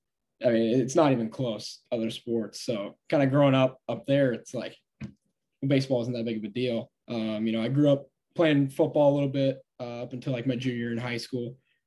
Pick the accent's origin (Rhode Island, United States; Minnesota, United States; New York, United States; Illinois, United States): Minnesota, United States; Stillwater; All right, so it is like 30 minutes east of Minneapolis, and it's right on the Wisconsin-Minnesota border.